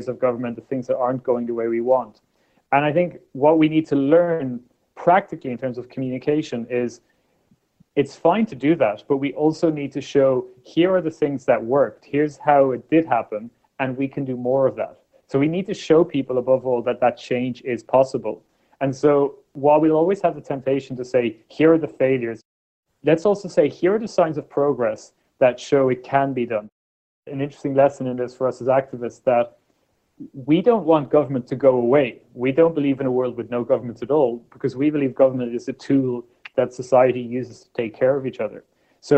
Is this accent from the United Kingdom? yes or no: no; Ireland; When I was born in Ireland in the 1980s